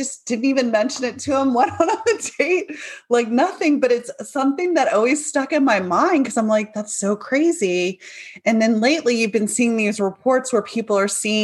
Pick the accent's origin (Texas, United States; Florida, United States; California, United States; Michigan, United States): Florida, United States; Maitland; I grew up in Maitland, Florida.